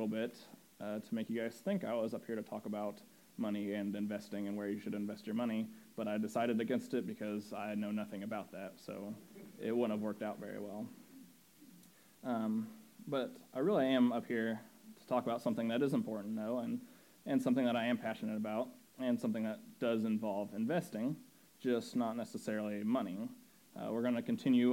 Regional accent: Indianapolis, Indiana, United States; I grew up in Indiana, in Indianapolis

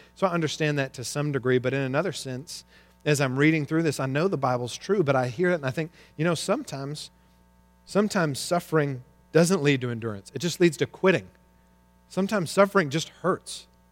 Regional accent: Arkansas, United States; I grew up in Arkansas

